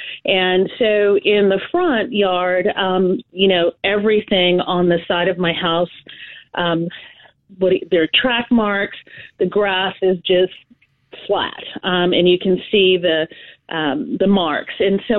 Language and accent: English; Pittsburgh, Pennsylvania, United States; now in San Antonio, United States; I'm from Pittsburgh originally